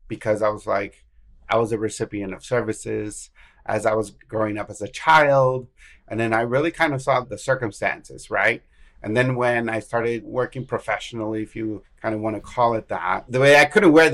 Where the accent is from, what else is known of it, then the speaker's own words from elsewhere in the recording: El Paso, Texas, United States; now in Austin, United States; I'm originally from El Paso. So I'm from West Texas, based in Austin. I've been here for about 25 years